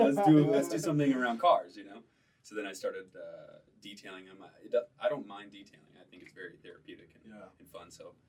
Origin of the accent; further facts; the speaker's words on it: Detroit, Michigan, United States; moved away as an adult; now in Utah, United States; So I'm from Detroit. Originally, like a suburb of Detroit, like 40 minutes outside.